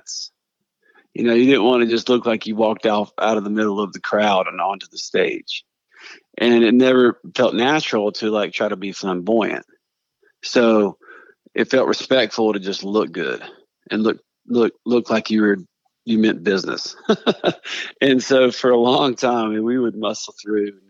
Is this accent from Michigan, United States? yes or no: no; Brevard, North Carolina, United States; growing up in Western North Carolina